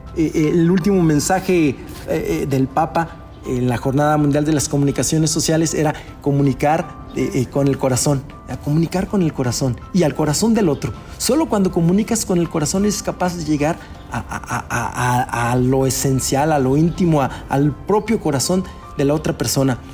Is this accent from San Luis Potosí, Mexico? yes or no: yes; Río Verde, San Luis Potosí, Mexico; yo soy de Río Verde, hay muchos, muchos paisanos que están en Estados Unidos